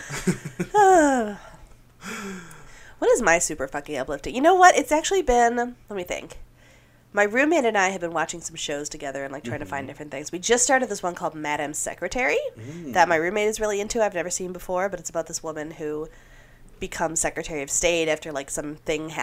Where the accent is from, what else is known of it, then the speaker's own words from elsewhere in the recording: Lindstrom, Minnesota, United States; also born or lived in Twin Cities, Minnesota; Lindstrom, Minnesota